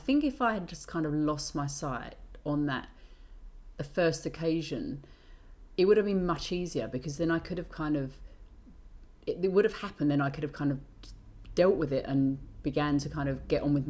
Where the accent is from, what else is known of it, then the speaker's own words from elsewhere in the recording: England, United Kingdom; being British